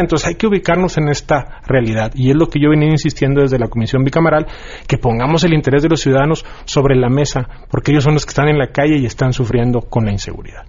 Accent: Nuevo León, Mexico; yo soy de Nuevo León

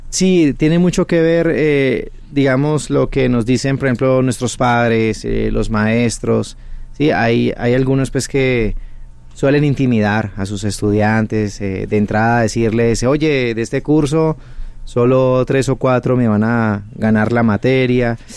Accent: Cali, Valle del Cauca, Colombia; Yo soy de Cali, Colombia.

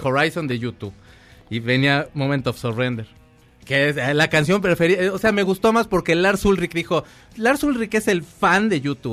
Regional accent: Mexico; así somos los mexicanos

